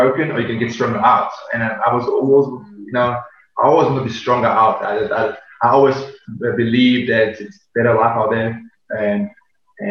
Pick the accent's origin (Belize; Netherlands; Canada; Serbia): Serbia; English is a second language; now in South Africa; I was born in Serbia and very humble background. I grew up in a 19 square meter family of five.